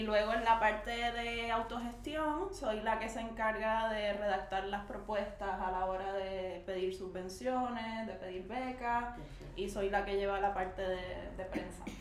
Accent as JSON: {"language": "Spanish", "country": "Puerto Rico", "moved": "as an adult", "said": "tenemos las personas puertorriqueñas para reivindicar nuestra identidad"}